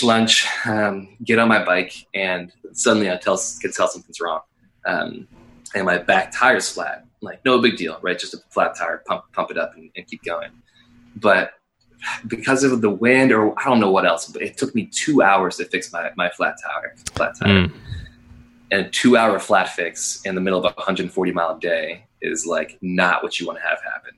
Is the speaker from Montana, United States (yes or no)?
no; Western Pennsylvania, United States; Growing up in Western PPA